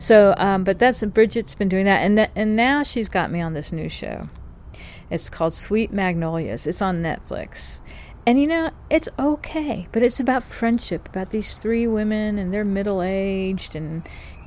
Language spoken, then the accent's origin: English; North Carolina, United States; in North Carolina, we have got three distinct regions, and I would argue three distinct accents